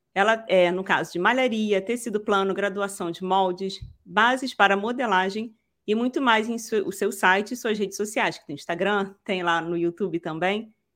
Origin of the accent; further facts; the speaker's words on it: Rio, Rio de Janeiro, Brazil; eu sou daqui do Rio